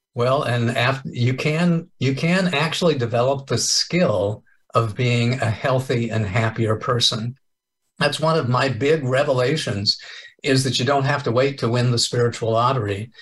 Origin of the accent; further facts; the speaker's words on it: Kansas, United States; moved away as an adult; also born or lived in Enid, Oklahoma; now in California, United States; I was born and raised in Kansas. I moved to California 12 years ago